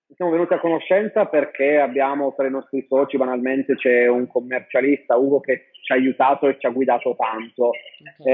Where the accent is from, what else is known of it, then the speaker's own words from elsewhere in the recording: Sardinia, Italy; moved away as an adult; also born or lived in London, United Kingdom / Milan, Italy; sono partito a 19 anni dalla Sardegna